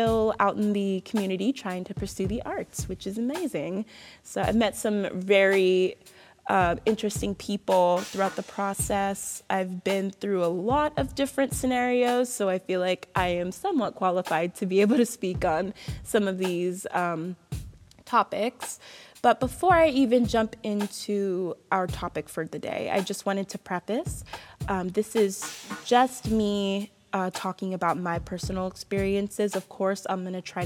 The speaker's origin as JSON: {"language": "English", "town": "Bristow", "region": "Virginia", "country": "United States", "tie": "born or raised there", "also_born_or_lived": "Florida", "moved": "yes", "said": "I currently live in Bristow, Virginia. I grew up in Bristow, moved to Florida for about 7 years, graduated high school at a performing arts high school"}